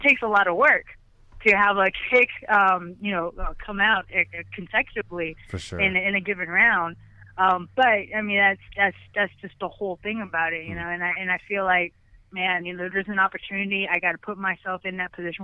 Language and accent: English; Philippines; I'm Filipino